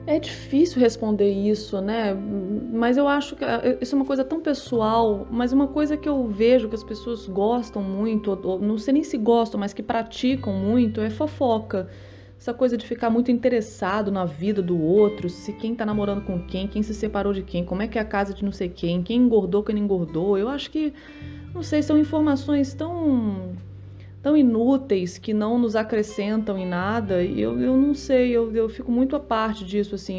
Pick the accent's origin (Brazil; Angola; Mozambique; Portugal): Brazil; Brasília, Federal District; eu sou de Brasília